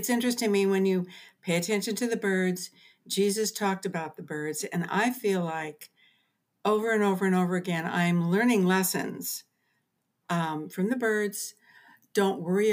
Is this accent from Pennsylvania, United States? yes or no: no; Southern California, United States; moved away as an adult; now in Seattle, United States; I was born and raised down in Southern California and then moved to Central California when I got married